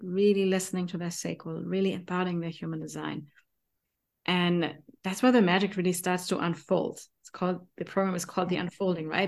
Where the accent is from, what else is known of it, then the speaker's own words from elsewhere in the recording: Germany; accent: German; English is a second language; my German accent